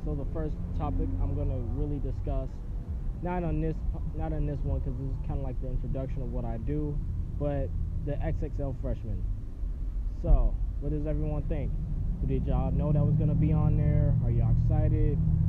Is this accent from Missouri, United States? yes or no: no; Ohio, United States; now in Los Angeles, United States; I'm from Ohio, now living in LA.